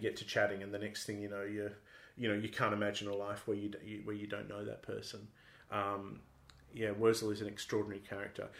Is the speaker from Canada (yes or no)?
no; Sydney, New South Wales, Australia; moved away as an adult; now in Perth, Australia; I grew up in Sydney